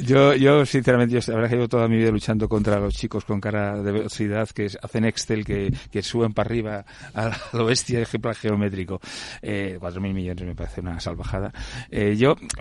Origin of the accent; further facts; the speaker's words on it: Madrid, Community of Madrid, Spain; como madrileño